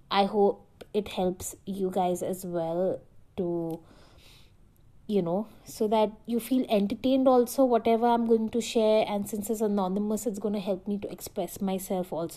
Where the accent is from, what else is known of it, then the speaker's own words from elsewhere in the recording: Delhi, India; as a woman from Delhi, I lived all my life in Delhi